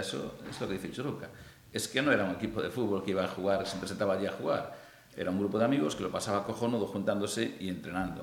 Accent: Vigo, Galicia, Spain; moved away; also born or lived in Pontevedra; yo soy de Vigo

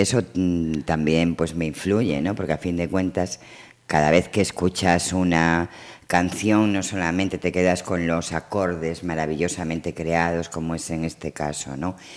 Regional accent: Vigo, Galicia, Spain; nací en Vigo, en la calle Sagunto, en el antiguo ayuntamiento de lavadores

